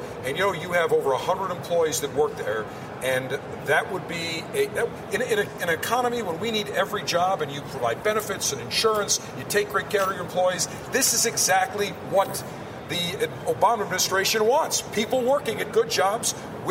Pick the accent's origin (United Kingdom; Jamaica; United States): United States; Tampa, Florida; he said, where are you from? And I said, Tampa.